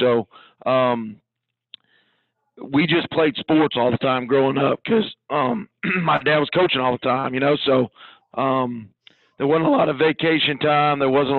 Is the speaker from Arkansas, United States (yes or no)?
no; Iowa, United States; now in Georgia, United States; I was born and raised in Iowa, okay? So I'm Midwestern, grew up there my whole life.